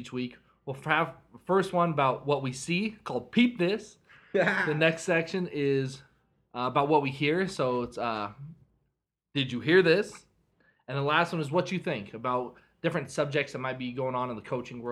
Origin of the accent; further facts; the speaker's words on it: Colorado, United States; I'm from Colorado